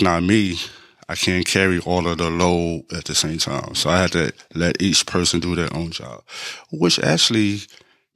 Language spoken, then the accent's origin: English; New York City, New York, United States; moved away as an adult; now in Memphis, United States; I'm originally from Brooklyn, New York